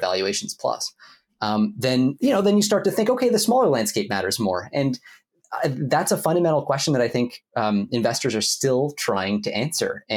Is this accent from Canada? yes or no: yes; Ottawa, Ontario, Canada; my hometown of Ottawa, Canada